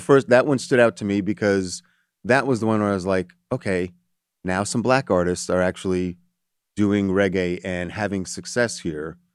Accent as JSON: {"language": "English", "country": "United States", "tie": "born or raised there", "said": "was born here in America, but I'm Jamaican American, first generation"}